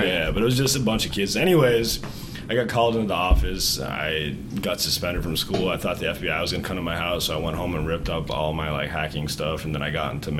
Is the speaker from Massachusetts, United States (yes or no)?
yes; Boston, Massachusetts, United States; I grew up in Boston, yeah.